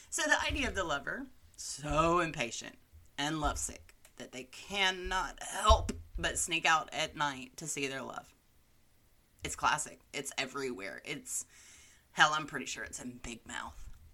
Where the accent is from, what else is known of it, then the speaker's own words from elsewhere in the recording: Alabama, United States; my home state